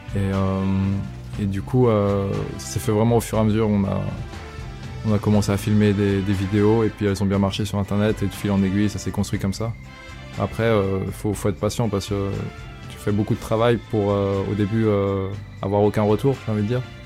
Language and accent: French; Maxilly, Auvergne-Rhône-Alpes, France; je suis originaire de Maxi, un petit village près d'Evian en France